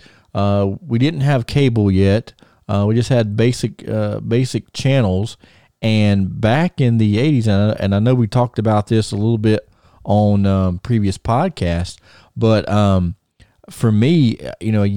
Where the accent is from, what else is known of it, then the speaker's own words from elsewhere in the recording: Greensboro, North Carolina, United States; I grew up in the Greensboro, North Carolina area